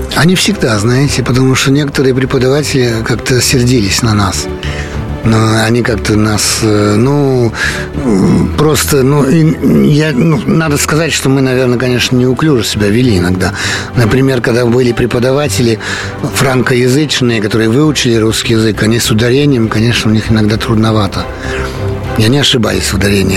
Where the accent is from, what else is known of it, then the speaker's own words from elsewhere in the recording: Paris, Île-de-France, France; родился я в Париже, э, жил в Париже, Э, учился в Париже, работал во Франции